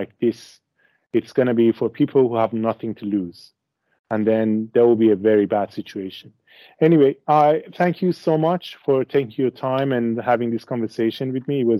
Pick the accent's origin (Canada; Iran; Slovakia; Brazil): Iran; Isfahan; moved away as an adult; also born or lived in Tehran; now in Australia; I was born and raised in Isfahan, but then I moved to Tehran and afterwards to Australia